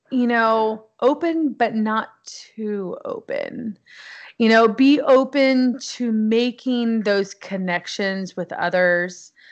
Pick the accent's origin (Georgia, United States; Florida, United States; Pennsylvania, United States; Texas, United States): Texas, United States; so we were at Fort Hood, which was nice because I am from Texas.